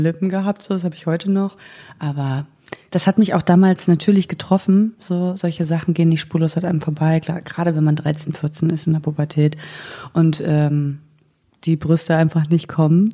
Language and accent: German; Mecklenburg-Vorpommern, Germany; moved away as an adult; ich komme aus Mecklenburg-Vorpommern, habe da 19 Jahre gewohnt